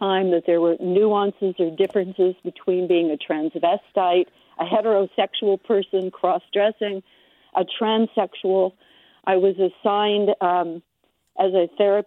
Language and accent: English; Wichita, Kansas, United States; also born or lived in Berkeley, California; now in Santa Rosa, United States; I grew up in Wichita, Kansas